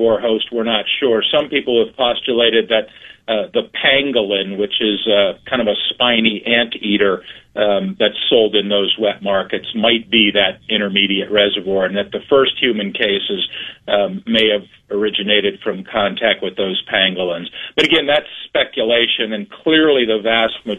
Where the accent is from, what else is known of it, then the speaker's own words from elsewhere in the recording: Brunswick, Ohio, United States; moved away; also born or lived in Nebraska; I grew up in Brunswick and did my undergraduate work and medical school at Ohio